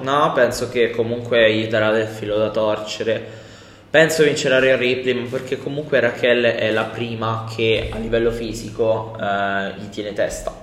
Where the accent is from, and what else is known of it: Civitanova Marche, Marche, Italy